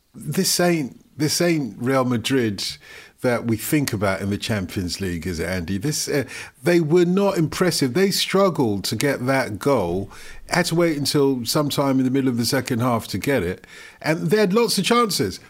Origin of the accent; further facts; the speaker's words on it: Nigeria; I was born in Nigeria of Nigerian parents.